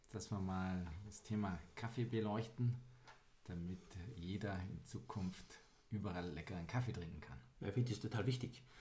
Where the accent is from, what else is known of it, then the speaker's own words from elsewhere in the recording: Weilheim, Bavaria, Germany; born there; Ja, tatsächlich immer noch, wo ich heute lebe, in Weilheim, mhm. im schönen Oberbayern.